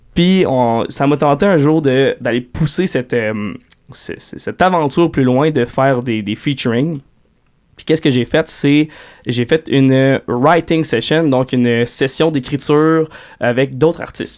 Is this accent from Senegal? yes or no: no; Quebec City, Quebec, Canada; j'ai grandi en allant au Festival d'été de Québec